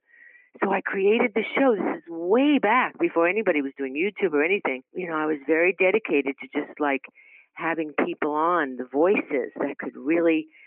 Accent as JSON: {"language": "English", "town": "New York City", "region": "New York", "country": "United States", "tie": "born or raised there", "also_born_or_lived": "Brooklyn", "said": "I grew up in Queens. Well, I was actually born in Brooklyn and lived in New York"}